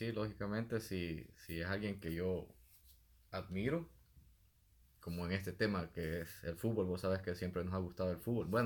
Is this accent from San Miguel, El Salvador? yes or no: no; San Antonio Pajonal, Santa Ana, El Salvador; Soy de San Antonio, Pajonal, El Salvador